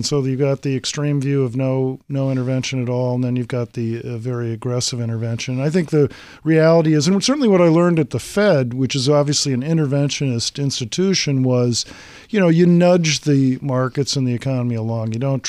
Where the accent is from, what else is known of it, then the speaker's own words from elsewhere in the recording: Massachusetts, United States; So I was a history buff as a kid … growing up in Massachusetts.